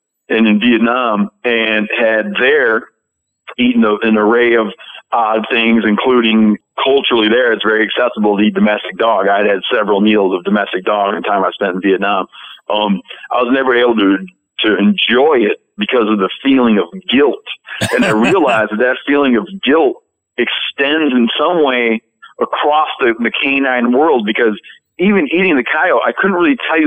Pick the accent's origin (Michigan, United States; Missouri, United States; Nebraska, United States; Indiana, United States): Michigan, United States; when I was a kid, I grew up in Michigan.